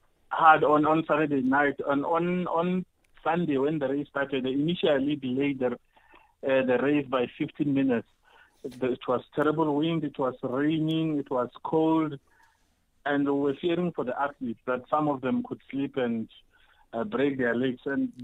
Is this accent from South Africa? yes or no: yes; South Africa; we as South African runners